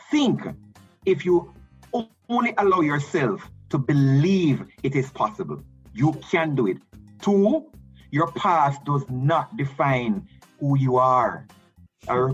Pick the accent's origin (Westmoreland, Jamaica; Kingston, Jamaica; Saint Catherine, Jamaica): Kingston, Jamaica; Allman Town; against growing up in Allman Town, against a single mother, um, you know, and all the challenges that I went through in life.